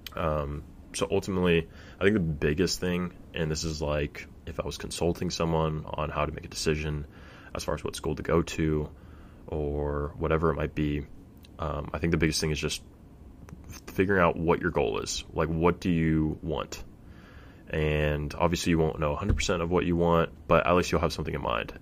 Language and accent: English; Fresno, California, United States; I'm from Fresno